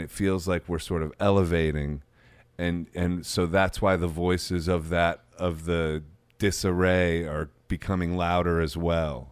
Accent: Midwest, United States; I grew up in the Midwest

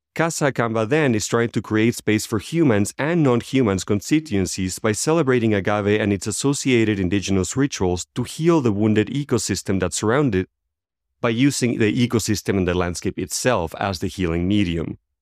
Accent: Venezuela; moved away as an adult; As I left Venezuela, my home country, ten, about twelve years ago

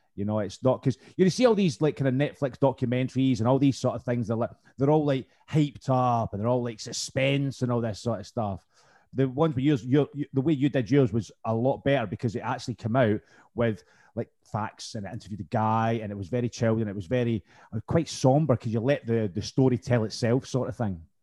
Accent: Scotland, United Kingdom; I'm from Scotland

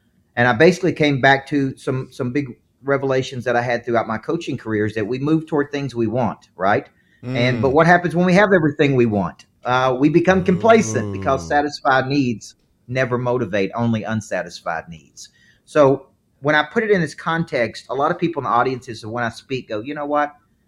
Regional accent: the South, United States; accent: southern; It's my southern accent.

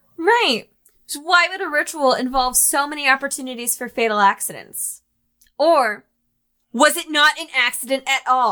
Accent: St. Louis, Missouri, United States; I am from St. Louis

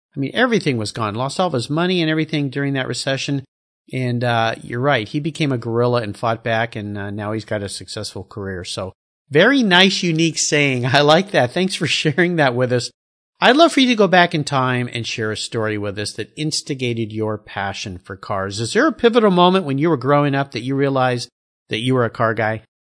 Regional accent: Southern California, United States; I remember growing up in Southern California

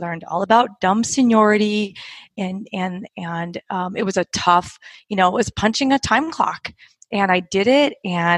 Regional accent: Orange County, Southern California, United States; also born or lived in Park City, Utah; I was born and raised in Southern California in Orange County

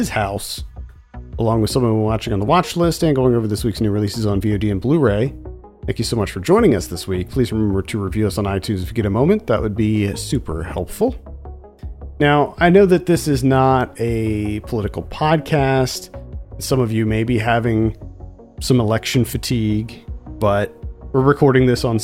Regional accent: Pennsylvania, United States; moved away; I'm a former PA resident.

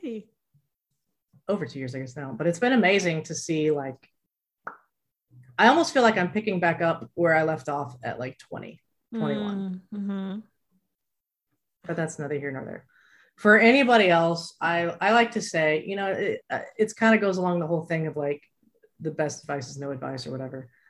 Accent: Abilene, Texas, United States; I grew up in Abilene, Texas, which is very small and conservative

